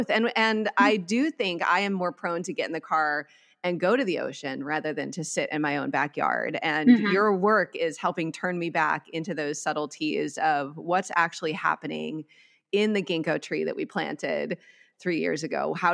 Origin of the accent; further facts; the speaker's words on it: Midwest, United States; I grew up in the Midwest and I I find myself longing for the subtleties of the beauty of the nature of the Midwest.